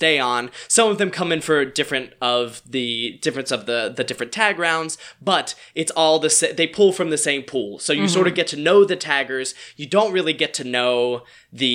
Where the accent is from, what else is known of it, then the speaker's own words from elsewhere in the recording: the South, North Carolina, United States; I'm from the South, but North Carolina is very different from New Orleans.